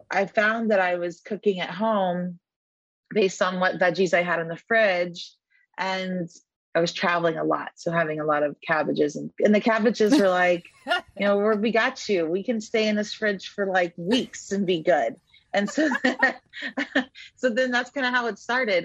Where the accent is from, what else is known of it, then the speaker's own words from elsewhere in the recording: Texas, United States; growing up in Texas